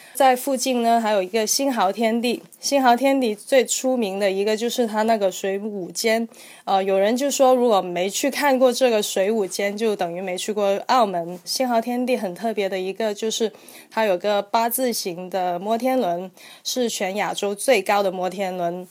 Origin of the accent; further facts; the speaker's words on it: Guangzhou, Guangdong, China; accent: Hong Kong-style; first language Cantonese; Chinese is a second language; 我就是广州人，就是我母语，就是粤语，所以，呃，我普通话可能会说得有些港式一点